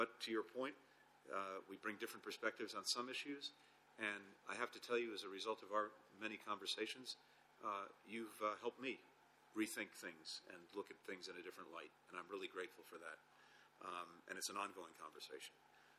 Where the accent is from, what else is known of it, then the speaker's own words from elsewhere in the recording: United States; as an American